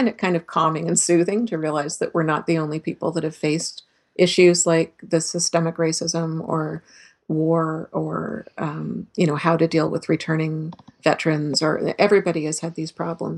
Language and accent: English; Canada; as a Canadian